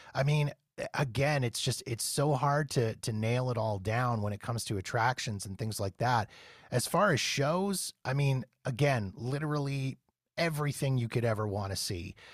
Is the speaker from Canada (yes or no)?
yes; Canada; I'm from Canada. We don't have In-N-Out Burger up here